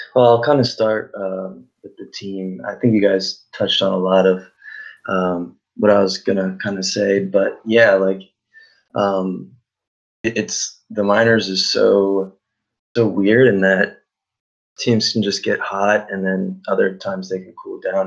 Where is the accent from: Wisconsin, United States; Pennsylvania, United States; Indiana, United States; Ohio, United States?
Pennsylvania, United States; Philadelphia; moved away as an adult; now in Tampa, United States; I'm originally from Philadelphia